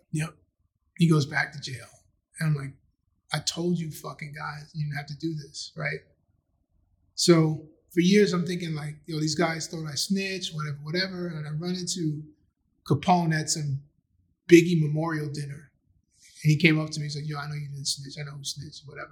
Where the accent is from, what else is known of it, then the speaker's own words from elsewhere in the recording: New York City, New York, United States; also born or lived in Philadelphia / Maryland; I grew up in Astoria, which is about a mile or so away from Queensbridge